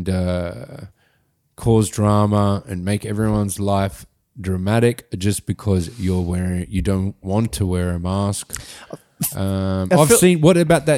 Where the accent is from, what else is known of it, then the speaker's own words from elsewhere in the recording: Sydney, New South Wales, Australia; also born or lived in Gosford; I actually grew up there